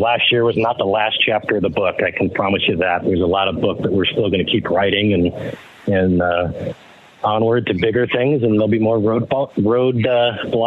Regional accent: Detroit, Michigan, United States; moved away; growing up in Detroit

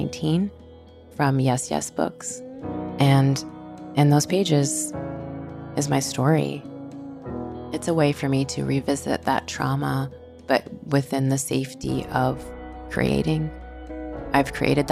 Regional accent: Haverhill, Massachusetts, United States; I grew up in Haverhill, Massachusetts

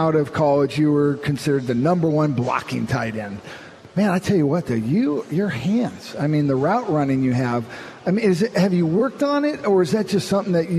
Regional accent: Orange County, California, United States; moved away as an adult; also born or lived in Arizona; now in Seattle, United States; but I grew up in Orange County

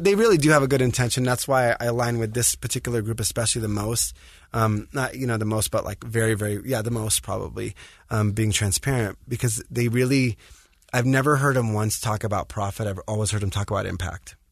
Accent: Los Angeles, California, United States; I grew up in the States, in L

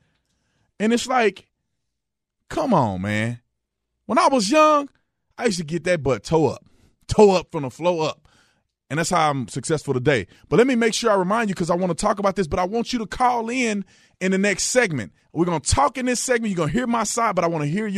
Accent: Fort Worth, Texas, United States; I grew up in Fort Worth, Texas, right? I grew up in Fort Worth, not in this particular area, but my whole life I spent in Fort Worth

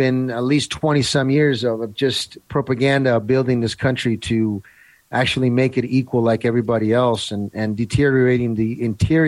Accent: Italy; moved away; I grew up in Italy in the 70s.

